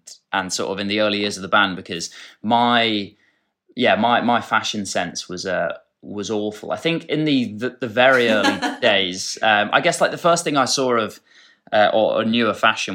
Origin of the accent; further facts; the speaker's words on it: Dorset, South West England, United Kingdom; growing up in Dorset